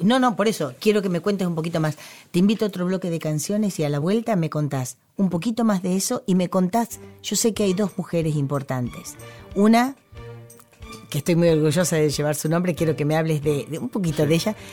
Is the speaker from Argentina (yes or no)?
yes; Argentina